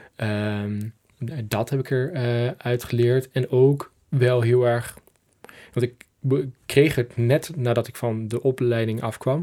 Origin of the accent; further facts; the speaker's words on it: Twente, Overijssel, Netherlands; ik kom uit uh, Twente, uit het oosten van het land.